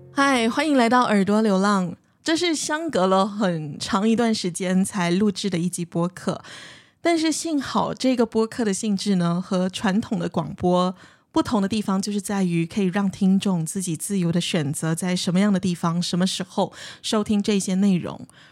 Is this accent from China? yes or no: no; Malaysia; 尤其是在马来西亚的华人社会，我们所谓的华社